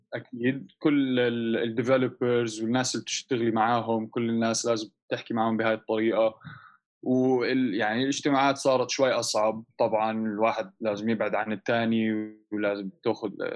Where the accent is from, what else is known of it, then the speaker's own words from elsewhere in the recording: Amman, Amman Governorate, Jordan; also born or lived in London / Canada / United States; انا وشركائي آه، تربينا بعمان